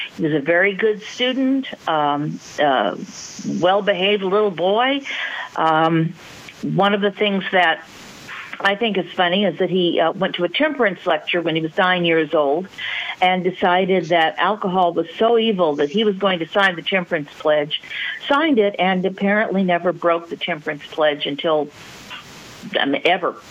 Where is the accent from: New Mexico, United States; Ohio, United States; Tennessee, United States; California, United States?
California, United States; Southern; I was from Southern California, not Northern California